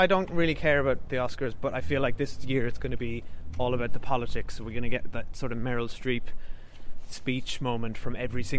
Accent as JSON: {"language": "English", "town": "Cork", "region": "Munster", "country": "Ireland", "moved": "yes", "said": "we are from Cork City, Ireland."}